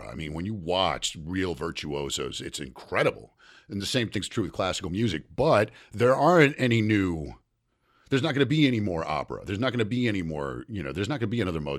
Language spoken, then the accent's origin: English; the South, United States; I grew up in the South.